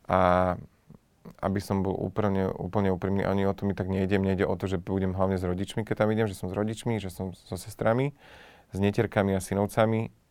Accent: Žilina Region, Slovakia; now in Bratislava, Slovakia; sa mi lepšie funguje tu, ale odstupom času už by sa mi nefungovalo zlá ani na Orave. Vtedy áno, keď som odchádzal tu

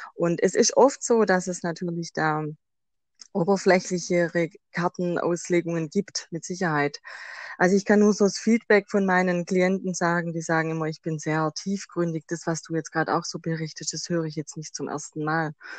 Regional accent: Swabia, Germany; accent: Swabian; Ich komme aus dem Schwabenland, das hört man wahrscheinlich auch raus

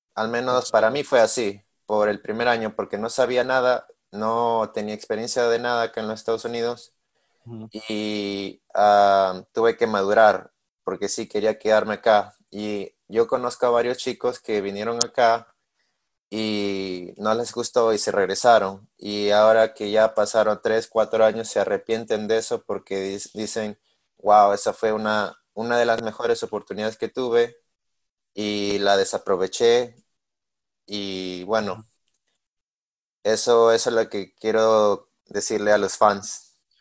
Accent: Peru; moved away as an adult; now in Missouri, United States; soy de Perú, tengo 21 años

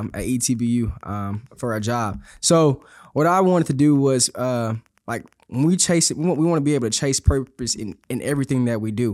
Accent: Houston, Texas, United States; I'm from Houston, Texas, uh, born and raised

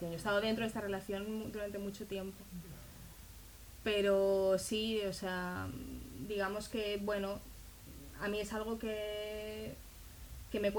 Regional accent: Israel; moved away; yo cuando salí de Israel yo no lo, no lo decidí yo. Digamos que mi familia decidió por mí, muy bien decidido, evidentemente es lo que tenía que pasar, pero yo no estaba convencida.

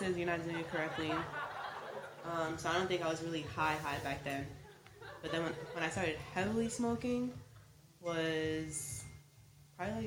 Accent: New York, United States; I'm from New York

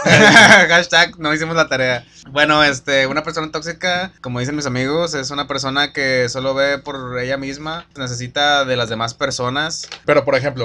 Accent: Villa Juárez, Mexico; nosotros somos de Juárez

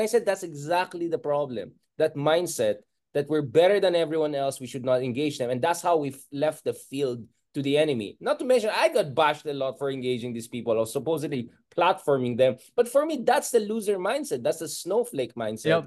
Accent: Baguio, Cordillera Administrative Region, Philippines; I come from, you know, the north. I was born in Baguio, literally Marcos Highway almost

